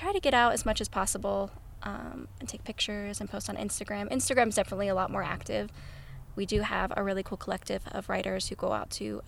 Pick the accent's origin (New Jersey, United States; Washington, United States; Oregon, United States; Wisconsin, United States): Oregon, United States; Portland; now in Ogden, United States; I need to be back with my family in the Northwest. As you guys know, I'm from Portland.